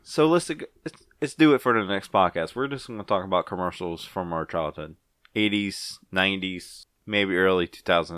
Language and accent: English; Ponchatoula, Louisiana, United States; I'm from Punchatoula